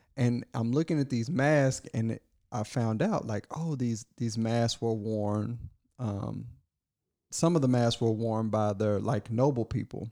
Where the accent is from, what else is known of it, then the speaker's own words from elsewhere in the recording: Kentucky, United States; I was born in Kentucky